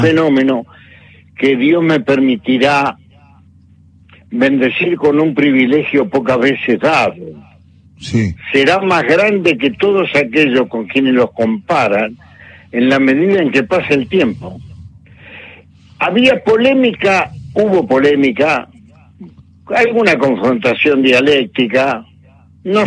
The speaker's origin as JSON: {"language": "Spanish", "region": "Buenos Aires", "country": "Argentina", "tie": "born or raised there", "also_born_or_lived": "Montevideo, Uruguay", "said": "soy un porteño nacido en Montevideo"}